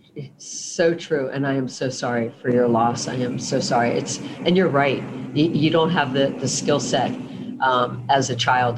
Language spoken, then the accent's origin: English; South Florida, United States; I was born and raised in South Florida